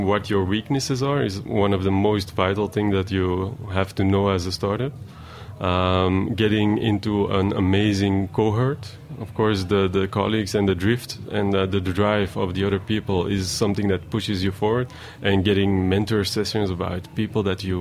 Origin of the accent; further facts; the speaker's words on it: Antwerp, Flanders, Belgium; moved away as an adult; now in New York, United States; We are from Antwerp. It's not really a big town